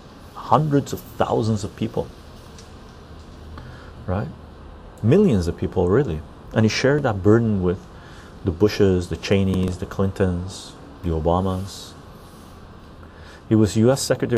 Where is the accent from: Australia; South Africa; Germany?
Germany; English is a second language; Johnny, I'm from Germany. We learn to always have a critical view towards authority, patriotism, and militarism.